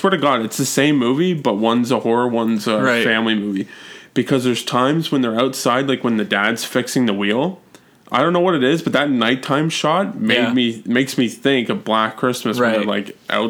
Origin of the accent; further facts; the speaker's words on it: Toronto, Ontario, Canada; I was born in Toronto